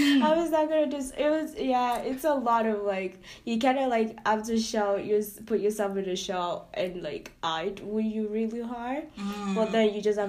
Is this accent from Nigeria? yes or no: yes; Nigeria; accent: Nigerian; now in Canada; we're coming from Nigeria, having that kind of doctrine, family doctrine, and generational culture as well